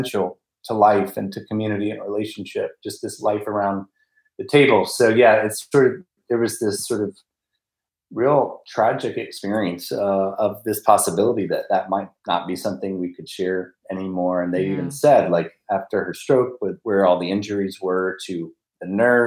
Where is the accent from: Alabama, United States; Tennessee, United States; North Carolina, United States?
Alabama, United States; Montgomery; also born or lived in Washington, D.C.; I'm from Montgomery, Alabama, by way of D.C. So kind of claim both. But my family's in Montgomery